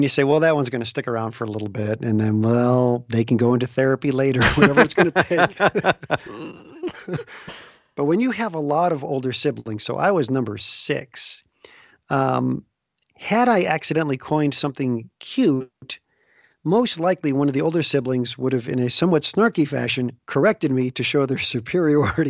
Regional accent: Chicago, Illinois, United States; moved away as an adult; also born or lived in Los Angeles / Des Moines; I had grown up in the Chicago area

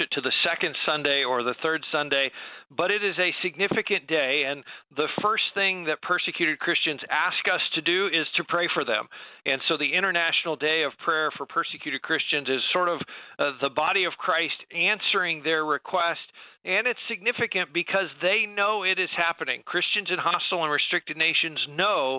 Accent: United States; American believers

